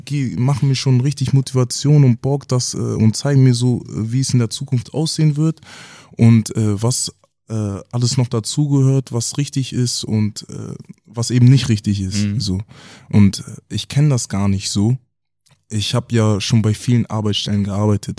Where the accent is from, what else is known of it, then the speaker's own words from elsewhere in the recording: Kaltenkirchen, Schleswig-Holstein, Germany; also born or lived in Hamburg; bin in Hamburg geboren, aber in Kaltenkirchen aufgewachsen